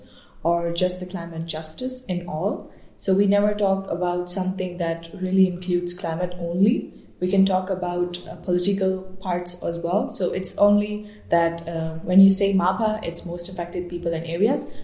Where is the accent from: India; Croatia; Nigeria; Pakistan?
Pakistan; Balochistan; now in Germany; I'm originally from Balochistan